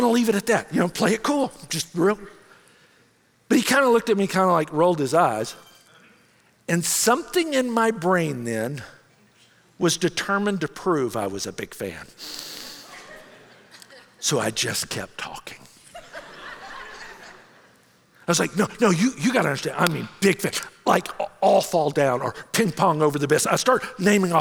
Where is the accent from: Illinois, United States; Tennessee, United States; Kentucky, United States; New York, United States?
Tennessee, United States; Memphis; I grew up in Memphis